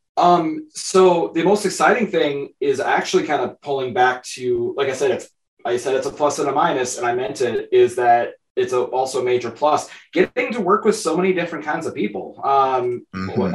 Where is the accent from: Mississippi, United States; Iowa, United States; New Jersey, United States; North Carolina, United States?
Iowa, United States; northeast; I'm from Iowa. I'm a Midwestern boy, born and raised.